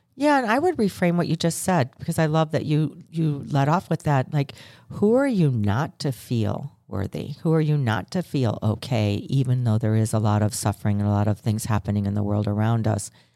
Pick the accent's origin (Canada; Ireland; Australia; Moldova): Ireland; I'm Irish